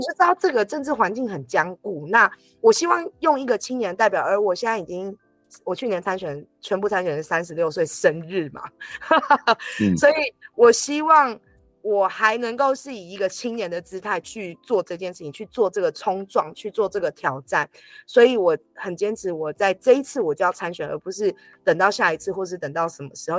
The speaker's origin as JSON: {"language": "Chinese", "country": "Taiwan", "tie": "born or raised there", "also_born_or_lived": "Nantou County (home tribe)", "said": "像我是从小在都市长大成长的青年，比较少机会能够回到原乡"}